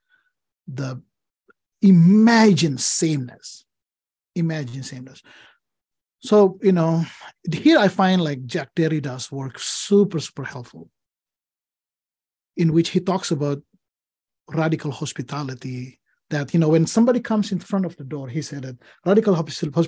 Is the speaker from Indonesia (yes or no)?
yes; Indonesia; English is a second language; moved away as an adult; now in Portland, United States; I grew up in Indonesia